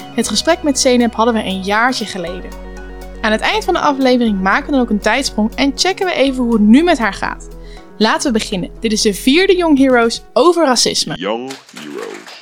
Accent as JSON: {"language": "Dutch", "country": "Netherlands", "said": "wij als Nederlanders"}